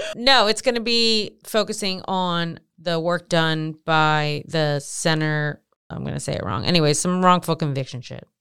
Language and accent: English; Maryland, United States; I'm from Maryland